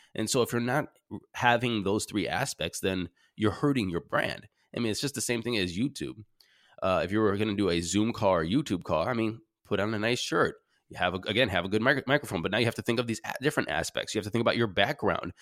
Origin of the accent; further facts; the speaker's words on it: Cleveland, Ohio, United States; moved back, uh, to my hometown, Cleveland, Ohio